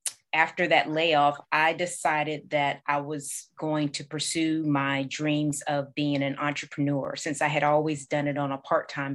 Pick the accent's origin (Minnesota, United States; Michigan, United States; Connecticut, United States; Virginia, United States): Virginia, United States; Norfolk; I'm originally from Norfolk, Virginia